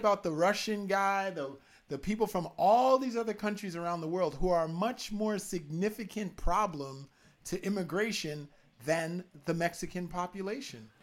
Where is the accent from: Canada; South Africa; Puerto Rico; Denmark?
Canada; I'm a Canadian